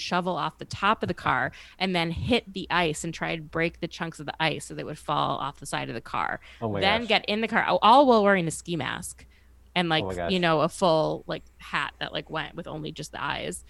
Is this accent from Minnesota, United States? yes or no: yes; Minneapolis, Minnesota, United States; moved away; Minneapolis, Minnesota